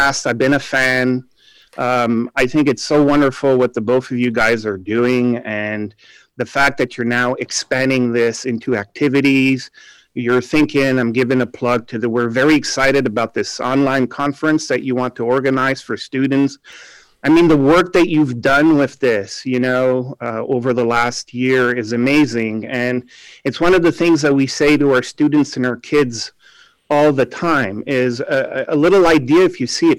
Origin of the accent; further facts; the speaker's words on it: Canada; moved away as an adult; now in Budapest, Hungary; I'm from Canada